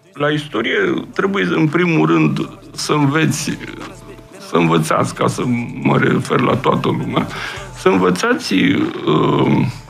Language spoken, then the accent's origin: Romanian; Romania; ca român simt uh, ceea ce am, aș, aș putea spune, uh, am un sentiment așa de patriotism, adică că uh, aparțin unei țări și unui popor